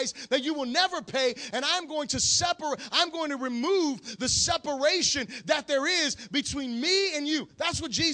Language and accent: English; Florida, United States; I'm from Florida.